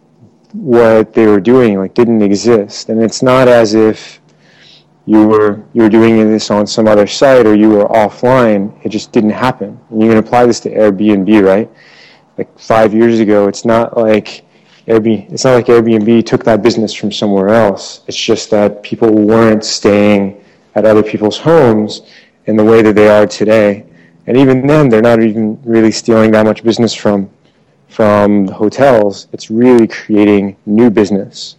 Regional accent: Maryland, United States; moved away as an adult; also born or lived in Iran / Europe; now in Bay Area, United States; I was born in Iran. I grew up in Maryland

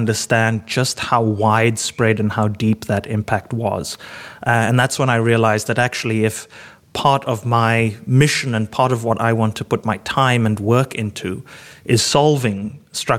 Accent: Cape Town, Western Cape, South Africa; growing up in Cape Town

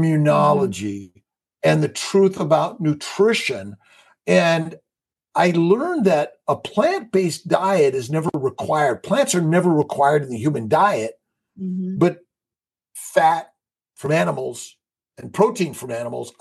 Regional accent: Los Angeles, California, United States; born and raised in Los Angeles

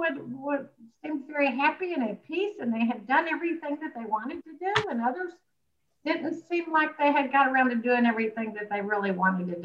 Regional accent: Birmingham, Alabama, United States; as you can tell by my accent, I'm from Alabama originally, Birmingham

